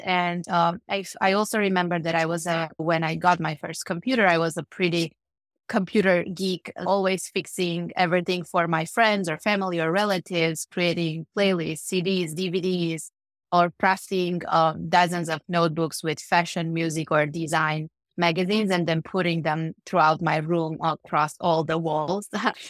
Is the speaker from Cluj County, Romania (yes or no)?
yes; Cluj-Napoca, Cluj County, Romania; born there; So I was born in Romania, in Cluj-Napoca, which is a city. Actually, it's the second largest city in Romania. It's in Transylvania.